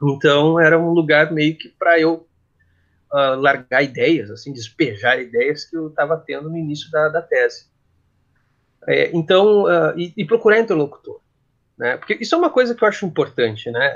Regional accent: Gaúcho, Rio Grande do Sul, Brazil; eu sou gaúcho, né, eu falo cancha

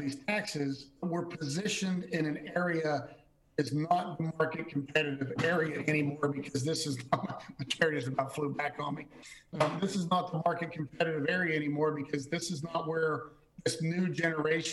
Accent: West Virginia, United States; now in Connecticut, United States; I grew up in West Virginia.

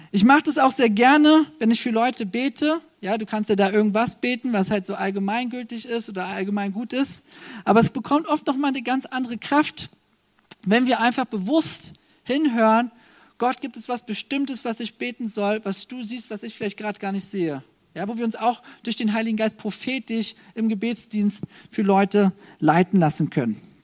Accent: Germany; als Deutsche

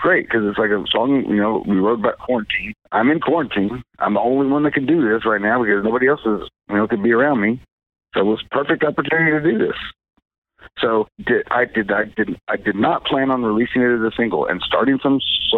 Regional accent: Kingston, Oklahoma, United States; I was in the process of opening up a coffee shop in my hometown in Oklahoma, in this little town of Kingston on Lake Texoma

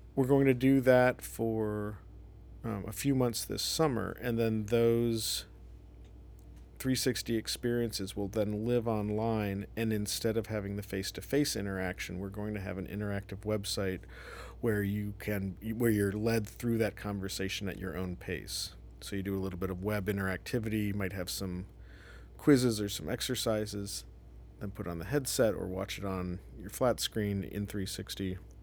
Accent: Columbus, Ohio, United States; moved away as an adult; also born or lived in Evanston, Illinois / New York, United States; I'm from Ohio, so I grew up in Columbus

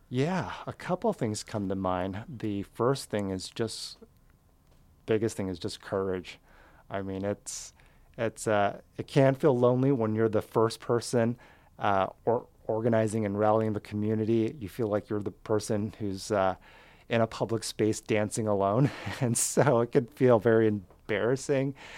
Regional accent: Southern California, United States; also born or lived in Fremont, Seattle / Wallingford, Seattle; now in Seattle, United States; I grew up in Southern California.

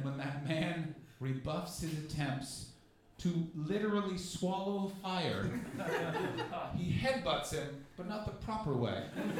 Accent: Canada; Like, as a Canadian, I've been following the Rob Ford story like it's my baby.

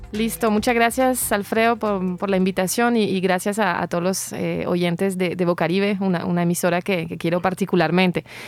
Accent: France; moved away; como francesa

